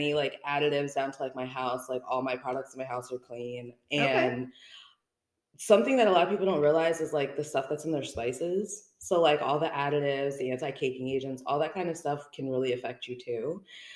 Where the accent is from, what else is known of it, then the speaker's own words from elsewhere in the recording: New Jersey, United States; moved away as an adult; I am Jersey, born and raised. I lived in New Jersey my entire life, and it wasn't until I met my husband and we moved down here in 2019